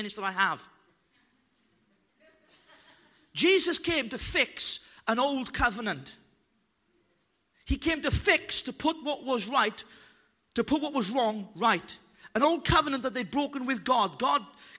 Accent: Wales, United Kingdom; I'm Welsh

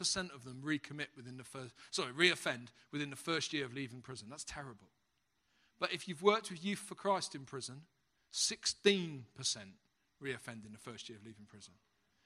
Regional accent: London, United Kingdom; accent: Cockney; moved away as an adult; now in Halesowen, United Kingdom; I'm a Cockney

